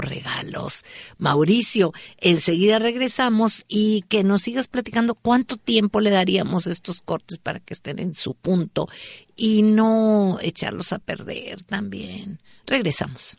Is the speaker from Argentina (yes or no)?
no; northern Mexico, Mexico; como bueno norteño